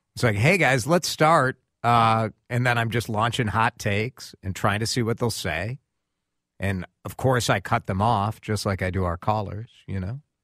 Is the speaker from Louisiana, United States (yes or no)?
no; Chicago, Illinois, United States; now in Minneapolis, United States; I'm from Chicago originally